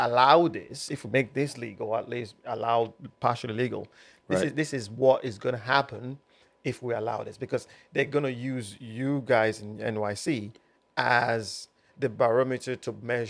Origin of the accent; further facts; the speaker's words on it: United Kingdom; brought up British.